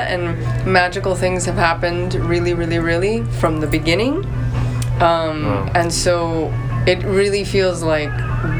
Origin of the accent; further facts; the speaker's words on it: United States; I was like, "I'm Cuban." When did you get here? No, I was born here.